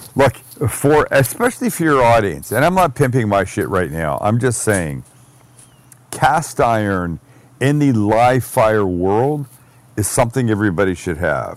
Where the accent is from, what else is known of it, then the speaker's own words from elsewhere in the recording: Canada; I'm Canadian